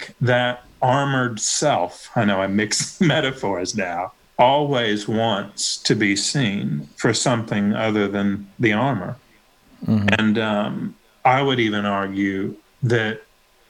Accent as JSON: {"language": "English", "region": "Tennessee", "country": "United States", "tie": "born or raised there", "said": "I'm from Tennessee. I went to a public school when I was really little, but I went to a private school after"}